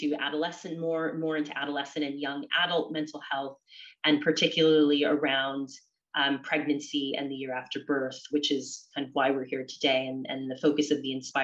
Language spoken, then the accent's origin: English; California, United States; moved away as an adult; also born or lived in Oxford, United Kingdom; now in London, United Kingdom; I'm originally from California